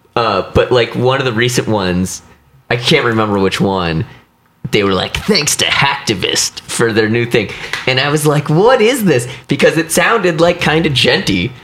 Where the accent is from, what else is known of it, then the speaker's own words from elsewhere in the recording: Missouri, United States; I grew up in Missouri